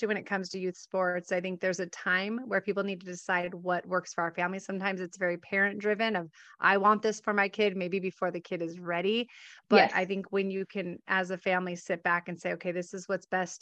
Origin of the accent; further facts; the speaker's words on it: Southern California, United States; I grew up in Southern California as well.